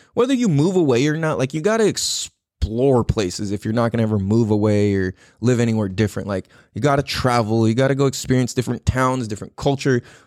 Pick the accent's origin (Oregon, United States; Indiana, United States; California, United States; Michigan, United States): California, United States; San Diego; born or raised there; moved away